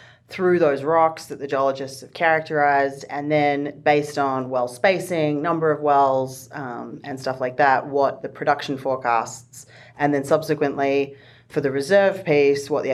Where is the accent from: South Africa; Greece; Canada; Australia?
Australia; now in Denver, United States; I'm from Australia.